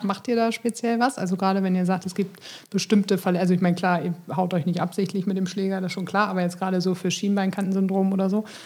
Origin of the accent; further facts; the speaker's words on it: Bremen, Germany; als Bremer